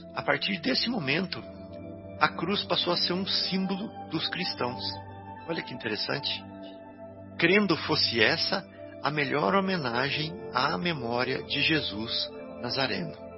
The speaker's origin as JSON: {"language": "Portuguese", "town": "Santa Rita do Sapucaí", "region": "Minas Gerais", "country": "Brazil", "tie": "born or raised there", "moved": "yes", "said": "Santa Rita do Sapucaí, a nossa cidadezinha lá onde eu cresci lá no sul de Minas"}